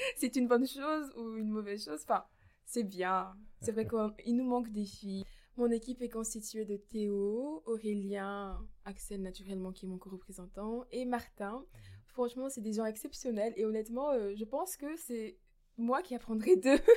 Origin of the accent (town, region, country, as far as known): Mouscron, Wallonia, Belgium; moved away as an adult; now in Namur, Belgium